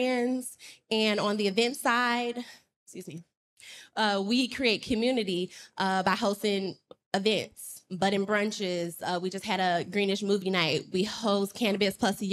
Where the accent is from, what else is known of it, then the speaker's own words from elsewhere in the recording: Chicago, Illinois, United States; moved away as an adult; now in San Diego, United States; I moved here 6 years ago from Chicago